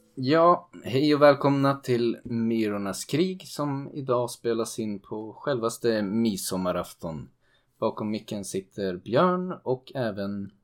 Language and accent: Swedish; Sweden; som svensk